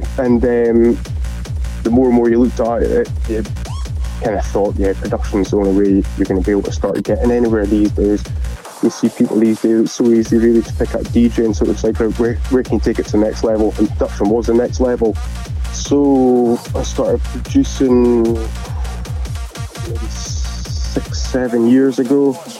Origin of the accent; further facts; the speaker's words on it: Elgin, Scotland, United Kingdom; my hometown of Elgin